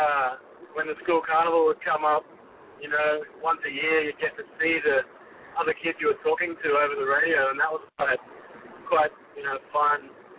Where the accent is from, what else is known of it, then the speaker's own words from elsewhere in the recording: Queensland, Australia; It was amazing. My family had 45,000 acres of land, so it was really nice, you know. I could just jump on a horse or a motorbike or grab a car and just get lost, you know.